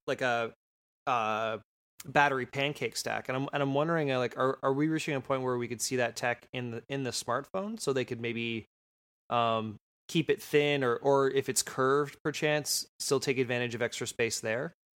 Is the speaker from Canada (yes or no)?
yes; Sault Ste. Marie, Ontario, Canada; I'm from Sault Ste. Marie